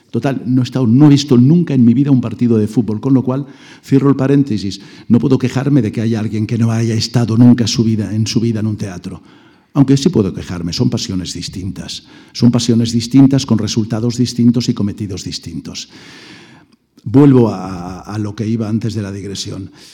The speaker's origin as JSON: {"language": "Spanish", "town": "Mollet del Vallès", "region": "Catalonia", "country": "Spain", "tie": "born or raised there", "said": "Mollet del Vallés, el pueblo donde yo nací, muy cerca de Barcelona"}